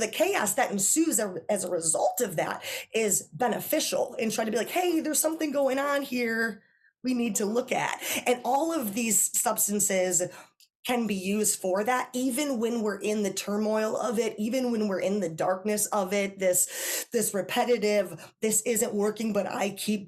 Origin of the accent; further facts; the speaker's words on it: Wisconsin, United States; I'm from Wisconsin